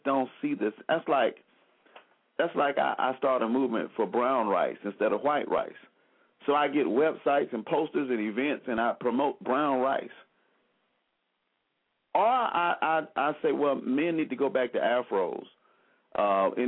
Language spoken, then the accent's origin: English; Selma, Alabama, United States; I'm from Selma, Alabama